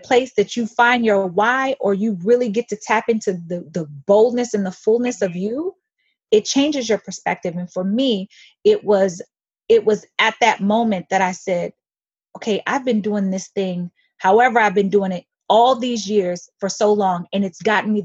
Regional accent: United States; I'm American born.

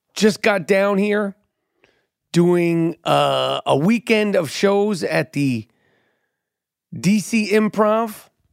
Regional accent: New York City, New York, United States; I'm born and raised in New York City

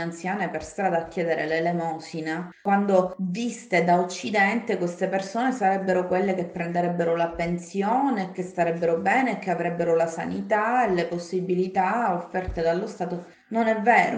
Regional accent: Palermo, Sicily, Italy; sono di Palermo. E, ehm, mm. Sì, sono di Palermo

